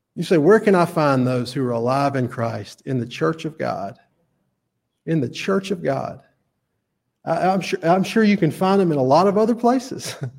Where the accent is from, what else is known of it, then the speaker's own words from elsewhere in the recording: Chelsea, Alabama, United States; I'm from Chelsea. I went to Alabama.